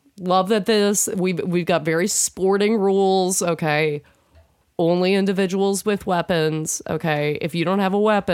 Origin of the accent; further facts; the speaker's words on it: England, United Kingdom; We just have to, because we're English, but we got to go, okay, well, these guys are doing the right thing